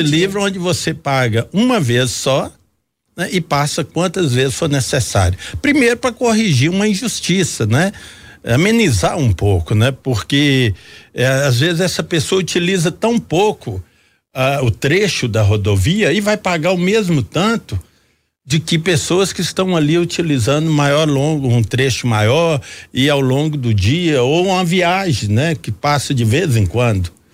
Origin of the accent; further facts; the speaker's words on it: Jequitinhonha Valley, Minas Gerais, Brazil; Eu que venho do interior, sou do Vale de Jequitinhonha